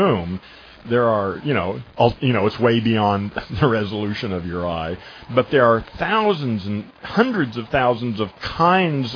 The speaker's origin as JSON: {"language": "English", "country": "United States", "also_born_or_lived": "California", "said": "I'm an American"}